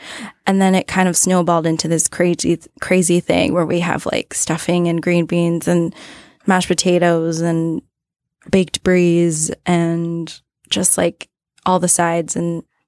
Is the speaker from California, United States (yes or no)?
yes; Pasadena, California, United States; now in New York, United States; I'm from Pasadena, California.